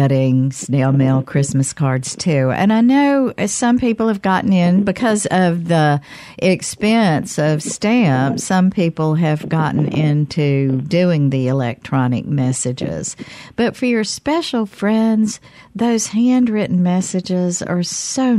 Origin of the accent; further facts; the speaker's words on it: Canton, Mississippi, United States; My hometown, Canton.